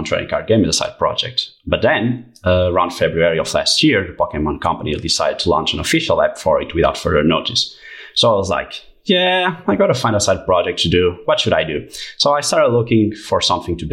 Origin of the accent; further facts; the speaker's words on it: Portugal; I'm a 24 years old guy from Portugal